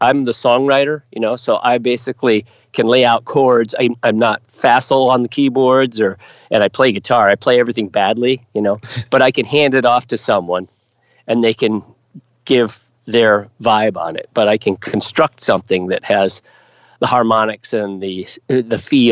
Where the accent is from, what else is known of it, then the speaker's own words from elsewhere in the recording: United States; I'm an American